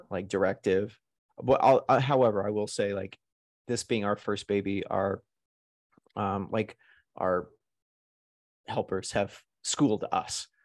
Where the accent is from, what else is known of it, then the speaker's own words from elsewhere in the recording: Arkansas, United States; also born or lived in New York / Los Angeles; now in Las Vegas, United States; I grew up in Arkansas